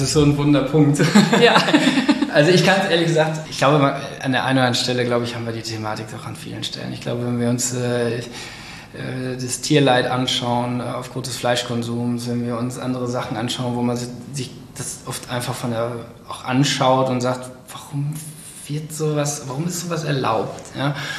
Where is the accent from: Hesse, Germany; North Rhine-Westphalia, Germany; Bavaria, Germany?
North Rhine-Westphalia, Germany; Cologne; ich komme ja aus Köln, aus der Innenstadt irgendwo und mein ganzer Freundeskreis ist im Endeffekt auch hier